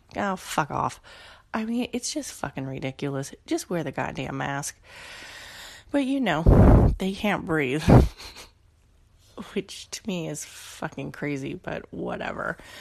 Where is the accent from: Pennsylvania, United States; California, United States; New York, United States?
California, United States; Oakland; also born or lived in San Leandro; I grew up in Oakland until I was like about 15